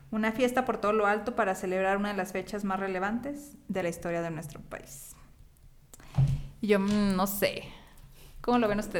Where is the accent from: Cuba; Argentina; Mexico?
Mexico; por la cuestión de sentirnos mexicanos